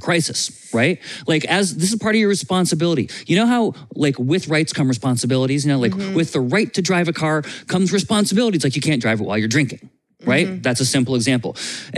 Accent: Vermont, United States; I grew up in Vermont, and Vermont has a hunting culture for food

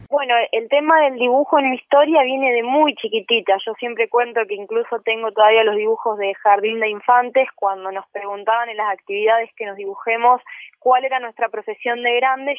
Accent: Rufino, Santa Fe, Argentina; soy de Rufino, una ciudad chiquita de Santa Fe

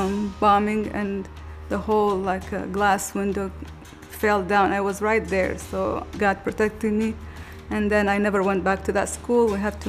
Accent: Baghdad, Baghdad Governorate, Iraq; moved away; I am from Iraq, Baghdad. It was difficult for us to grow up in a war. Always there's siren, there's bombing. As much as I remember, since I was 10 years old until I left Iraq, I've been in the war.

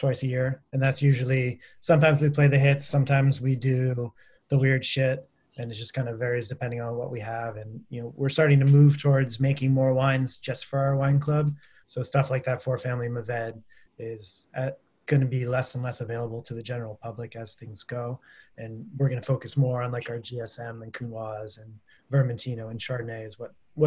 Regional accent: Massachusetts, United States; now in Napa, United States; Massachusetts, Ben's hometown, my hometown

